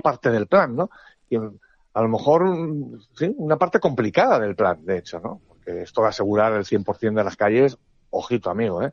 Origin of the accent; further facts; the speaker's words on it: Spain; soy un periodista español